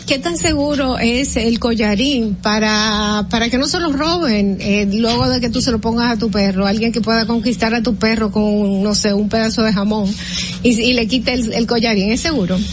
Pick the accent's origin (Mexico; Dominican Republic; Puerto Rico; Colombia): Dominican Republic; nosotros como dominicanos